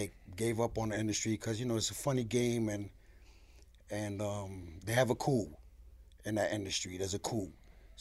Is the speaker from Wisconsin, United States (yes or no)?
no; New York City, New York, United States; also born or lived in Spanish Harlem, New York; I was born in Spanish Harlem, raised in the Bronx, Fox Street, Hunts Point